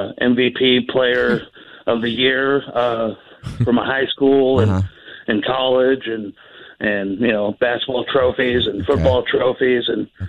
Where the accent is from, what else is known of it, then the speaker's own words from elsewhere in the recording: Boise, Idaho, United States; moved away; I grew up in my hometown, Boise, and I moved away.